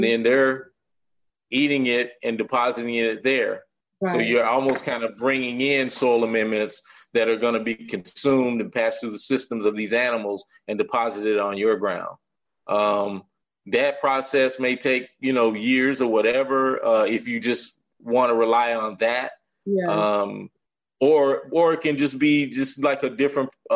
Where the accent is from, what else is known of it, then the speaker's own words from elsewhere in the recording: Arkansas, United States; moved away as an adult; now in Atlanta, United States; I'm originally from Arkansas, moved to Atlanta about 15 years ago.